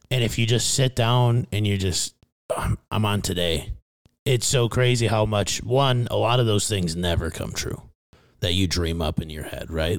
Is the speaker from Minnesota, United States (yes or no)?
yes; Fairmont, Minnesota, United States; moved away; my hometown of Fairmount, Minnesota.